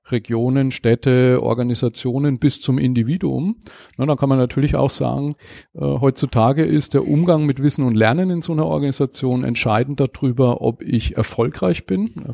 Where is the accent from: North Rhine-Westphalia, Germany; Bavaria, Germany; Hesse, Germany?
Bavaria, Germany; Schweinfurt; ich komme aus Schweinfurt, bin verheiratet, eine Tochter